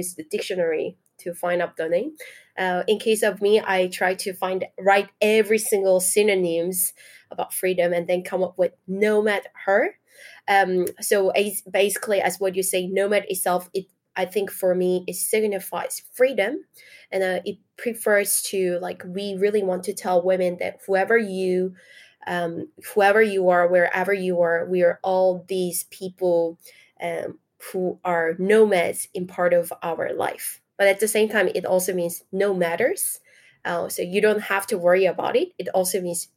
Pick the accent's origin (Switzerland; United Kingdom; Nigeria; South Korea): South Korea; moved away as an adult; now in Paris, France; I'm from South Korea.